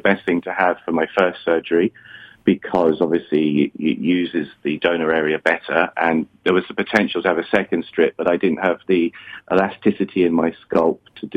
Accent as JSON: {"language": "English", "country": "United Kingdom", "moved": "yes", "lives_now": "Sao Paulo, Brazil", "said": "I'm British."}